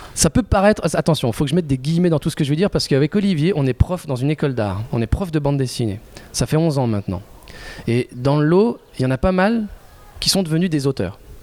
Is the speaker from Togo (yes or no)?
no; Oyonnax, Auvergne-Rhône-Alpes, France; now in Lyon, France; Je suis originaire de, de l'Ain. Je, suis né à Oyonnax, dans l'Ain, mais je vis à Lyon depuis pas mal d'années maintenant.